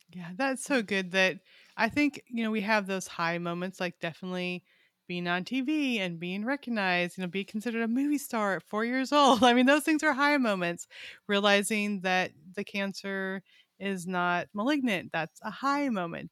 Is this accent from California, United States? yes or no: yes; Weed, California, United States; now in Arkansas, United States; We're in Arkansas now, but I grew up in a town called Weed